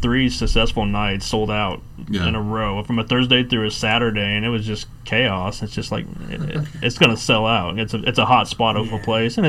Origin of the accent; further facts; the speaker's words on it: Dodge City, Kansas, United States; moved away; I'm from Dodge City originally